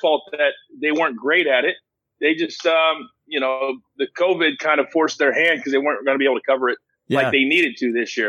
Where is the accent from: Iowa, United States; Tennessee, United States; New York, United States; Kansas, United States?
Kansas, United States; born and raised in Kansas.